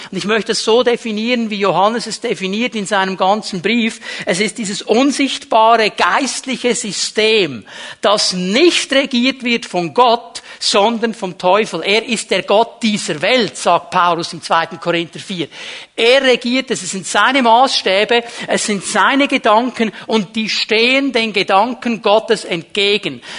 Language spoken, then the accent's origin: German; Zürich, Switzerland; ich bin nicht in Bern aufgewachsen. In Zürich haben wir gesagt, der Pfeufer und Zweckli.